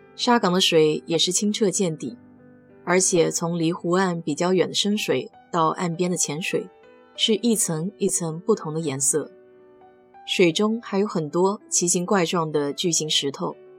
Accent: China; 我们中国人

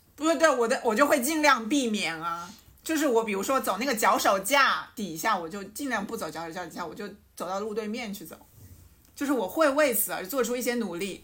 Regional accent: Changsha, Hunan, China; accent: plastic Mandarin; 这是一档由四个长沙别人发起的塑料普通话播客节目

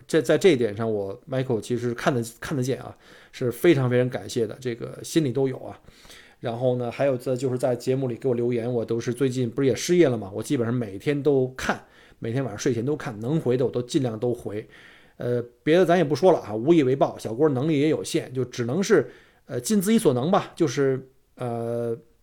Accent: Beijing, China; now in Australia; 我们北京人这个早晨这种逗子将油小的文化

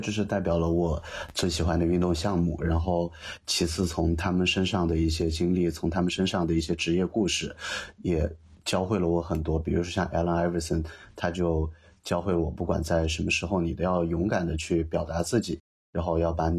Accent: Yunnan, China; 云南对我的感觉就是就是家，就是不管我在世界上其他地方生活再长的时间，这种家带给我的归属感和幸福感是是其他地方无法代替的。

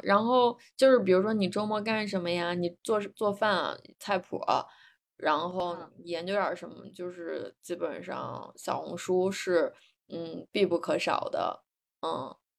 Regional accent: northern China, China; moved away as an adult; also born or lived in Beijing / Singapore / New York; now in San Francisco Bay Area, United States; 我还是一个北方长大的孩子，习惯，嗯，有春夏秋冬四季

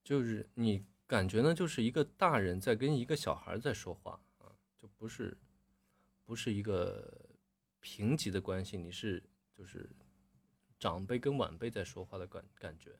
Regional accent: Northeast China, China; 咱们东北话里边儿

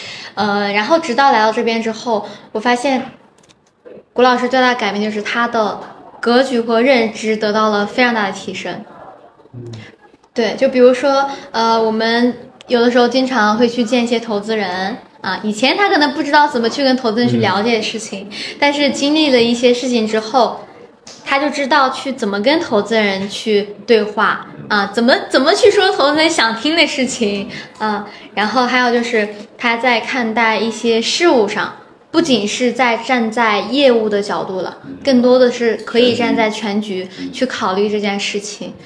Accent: Shanxi, China; 因为我自己本身也是从山西过来的，所以我很清楚

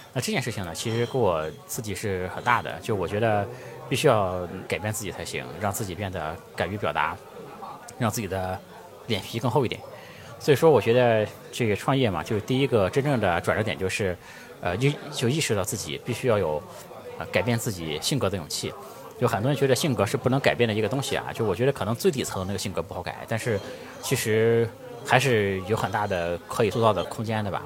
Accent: Jinan, Shandong, China; 我出生在山东济南，我们家呢，在城市里面，绝对算是很穷的

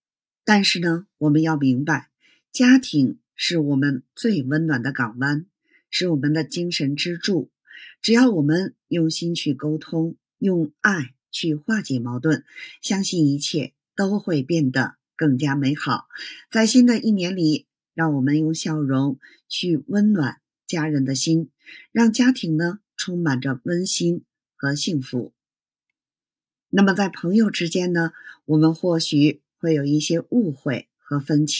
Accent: Beijing, China; ，咱们下期节目再

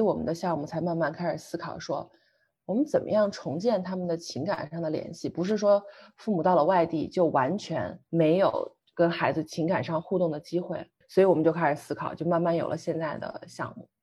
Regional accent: Xi'an, Shaanxi, China; 就从我的家乡西安坐火车咣当咣当咣当，然后到了贵阳

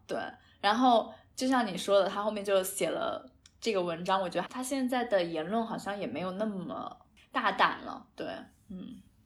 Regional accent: a county-level city of Hangzhou, Zhejiang, China; moved away as an adult; now in Dubai, United Arab Emirates; 我们俩其实算是杭州的县级市来的嘛

